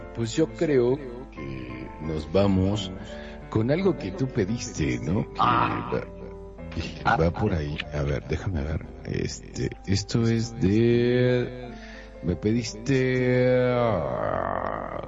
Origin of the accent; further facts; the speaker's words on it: Mexico; extrañaba mi tierra, mi país, México, y que soy muy orgulloso de ser mexicano